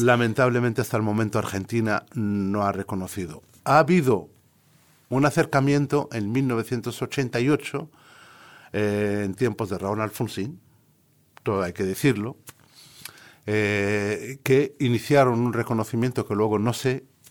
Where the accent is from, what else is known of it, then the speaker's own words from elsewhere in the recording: Western Sahara; soy del Sáhara Occidental, soy de la República Árabe Saharaui Democrática